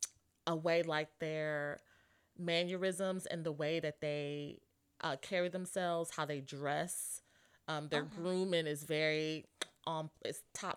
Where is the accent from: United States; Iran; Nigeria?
United States; Buffalo, New York; I'm from Buffalo.